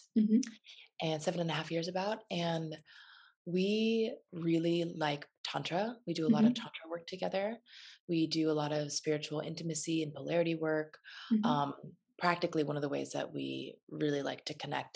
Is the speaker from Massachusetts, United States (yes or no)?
no; Phelan, California, United States; also born or lived in Los Angeles, California; I grew up in a little tiny town in the desert called Phelan.